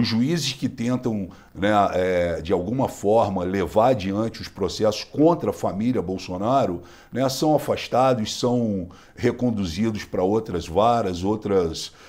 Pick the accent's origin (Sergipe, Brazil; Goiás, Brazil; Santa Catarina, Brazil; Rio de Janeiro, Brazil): Rio de Janeiro, Brazil; now in Cotia, Brazil; eu sou carioca